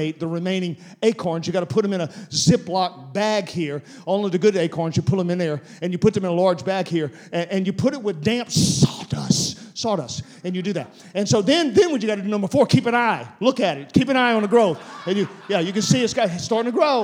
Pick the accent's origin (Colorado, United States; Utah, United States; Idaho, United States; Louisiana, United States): Louisiana, United States; South; I'm from South Louisiana.